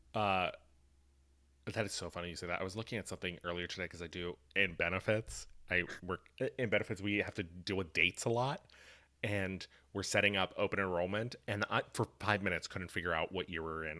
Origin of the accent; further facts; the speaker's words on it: Appalachia, United States; I am from Appalachia.